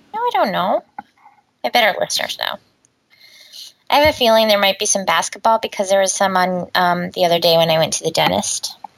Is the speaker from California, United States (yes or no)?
no; Omaha, Nebraska, United States; moved away; where I grew up, that wasn't like a huge thing, you know. Right. I mean, in Omaha